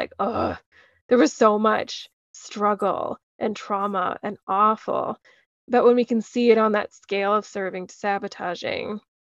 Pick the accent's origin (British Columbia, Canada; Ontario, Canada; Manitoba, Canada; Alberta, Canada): Alberta, Canada; Calgary; also born or lived in Edmonton, Alberta; I was born in Edmonton, Alberta, but moved when I was 3 months old. So I've grown up in Calgary for most of my life.